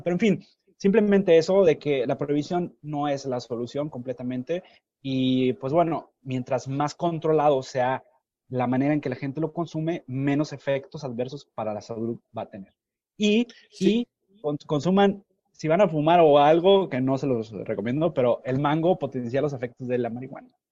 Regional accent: Nuevo Laredo, Tamaulipas, Mexico; yo soy de Nuevo Laredo

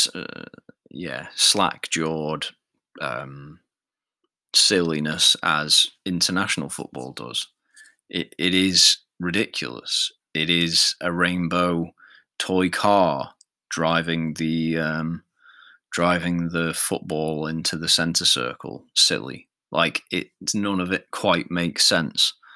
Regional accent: Isle of Man; I'm not strictly English. I'm I'm Manx. I'm from the Isle of Man

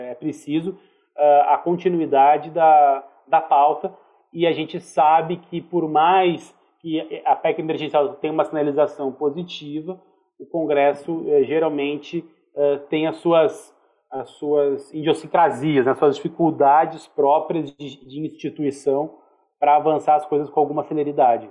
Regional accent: Brazil; a gente é brasileiro

